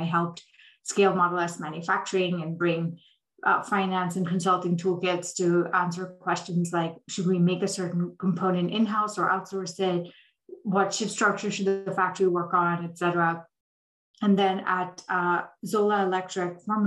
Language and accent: English; Delhi, India; moved away as an adult; also born or lived in Dubai, United Arab Emirates / Saudi Arabia / Columbia University, New York; I grew up in India and the Middle East. So I was born in India, lived in Dubai in Saudi Arabia for about half my childhood, and then moved back to Delhi for middle and high school